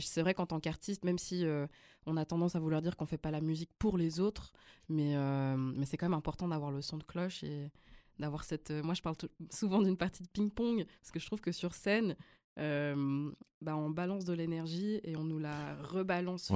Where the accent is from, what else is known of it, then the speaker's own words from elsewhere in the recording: Lausanne, Vaud, Switzerland; first language Flemish; French is a second language; also born or lived in Belgium; j'ai grandi à Lausanne, j'ai fait mes études à Lausanne